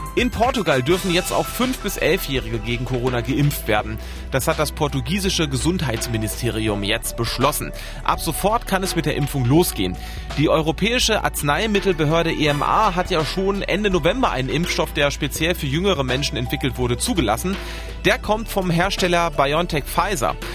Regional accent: Germany; Bei uns in Deutschland

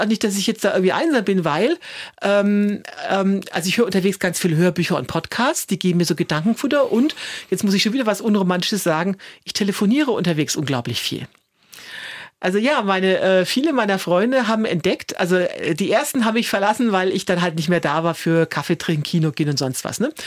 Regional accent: Germany; als Deutsche

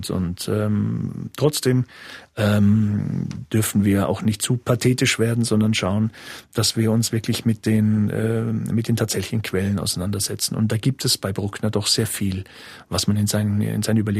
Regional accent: Munich, Bavaria, Germany; Jetzt bin ich Münchner und ich habe natürlich in meiner Jugend sehr viel Celebidake mitbekommen.

